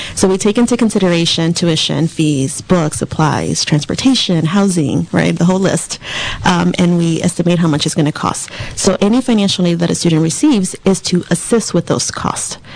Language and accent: English; Southern California, United States; moved away as an adult; also born or lived in Antelope Valley, California; now in Ukiah, United States; I'm actually from Southern California.